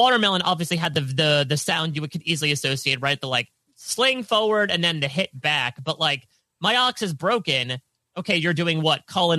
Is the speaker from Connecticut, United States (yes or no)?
yes; Connecticut, United States; I'm from Connecticut.